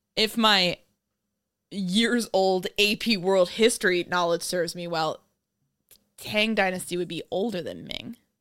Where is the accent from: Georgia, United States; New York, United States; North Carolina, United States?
New York, United States; I'm from New York